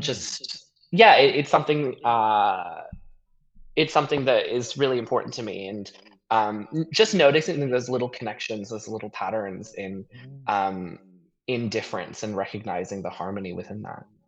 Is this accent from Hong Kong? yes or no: yes; Hong Kong; moved away as an adult; also born or lived in Vancouver, Canada; now in Sydney, Australia; I grew up in Hong Kong. Mm. Um, what uh, I you know born there, finished high school there, um, and then I moved to Canada